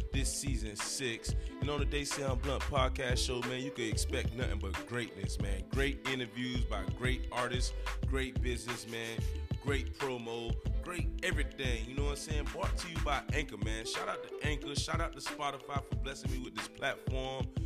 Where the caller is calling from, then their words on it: Miami, Florida, United States; You know, I'm calling from my I'm coming from Miami, Florida, and you already know down here in Miami is very sunny, so expect nothing but heat.